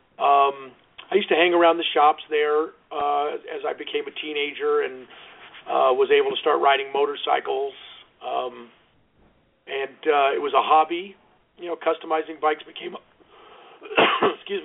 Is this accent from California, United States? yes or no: yes; Los Angeles, California, United States; I grew up in the San Fernando Valley there